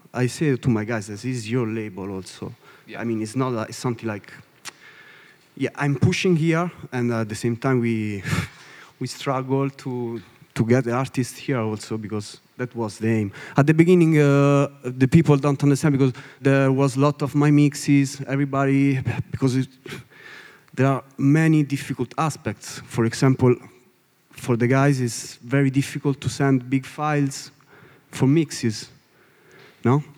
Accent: Italy; English is a second language; from Italy. From Italy

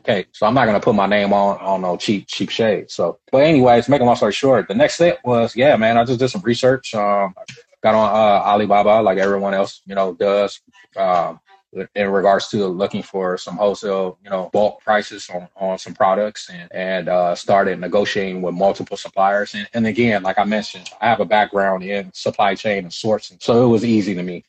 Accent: United States; I was born here, man. I'm a native here, but uh, both my parents are Nigeria from Nigeria

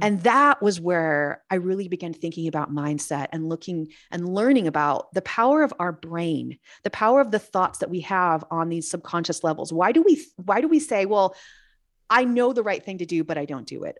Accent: Los Angeles, California, United States; also born or lived in Missouri / North San Diego County, California; now in San Diego, United States; I lived, I grew up in San, in, um, Los Angeles

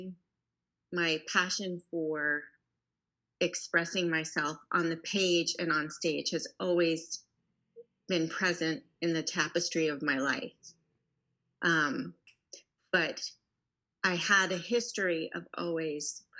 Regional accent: Long Island, New York, United States; now in Houston, United States; I grew up in New York on Long Island

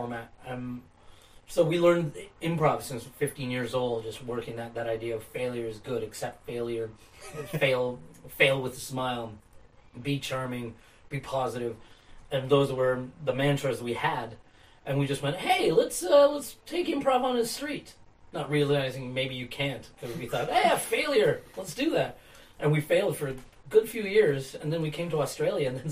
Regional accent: Canada; accent: Kiwi; moved away as an adult; also born or lived in Toronto; now in New Zealand; I grew up in Canada, born and bred, and then about 6-7 years ago, I fell in love with a Kiwi girl and moved there

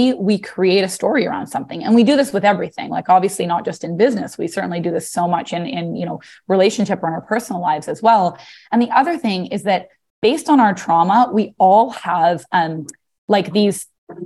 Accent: British Columbia, Canada; moved away as an adult; now in New York, United States; I'm originally from British Columbia.

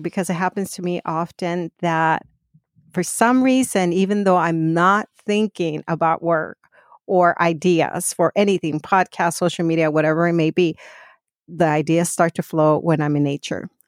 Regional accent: Phoenix, Arizona, United States; I grew up in Phoenix

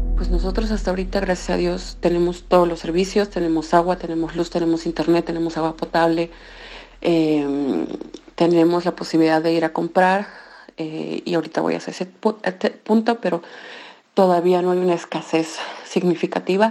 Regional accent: Mexico; moved away as an adult; now in Zhytomyr, Ukraine

